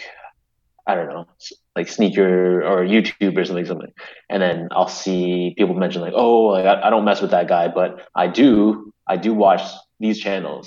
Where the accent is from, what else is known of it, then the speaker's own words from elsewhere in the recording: Canada; I'm very proud to be a Canadian.